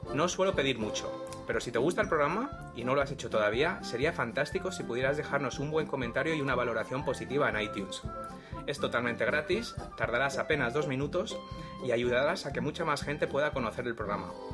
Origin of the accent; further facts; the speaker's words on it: Spain; yo soy de España y aquí el vehículo privado lo llamamos coche